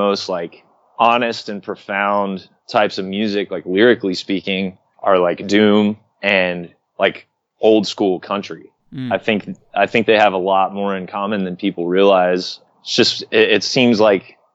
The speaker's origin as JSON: {"language": "English", "region": "Oklahoma", "country": "United States", "tie": "born or raised there", "also_born_or_lived": "Arkansas", "moved": "yes", "said": "growing up in Oklahoma"}